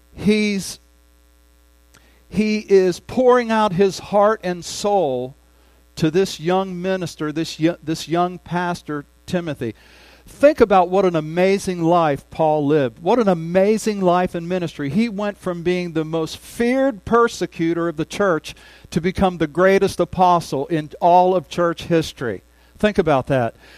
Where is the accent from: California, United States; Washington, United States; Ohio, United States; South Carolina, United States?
Ohio, United States; moved away as an adult; now in Oklahoma, United States; back in my home state